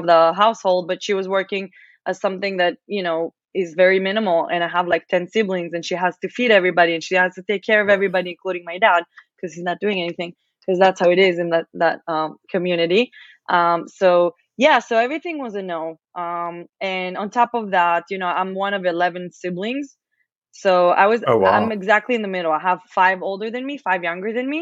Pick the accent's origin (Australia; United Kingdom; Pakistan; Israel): Israel; English is a second language; moved away as an adult; also born or lived in Las Vegas; now in Austin, United States; I'm from Israel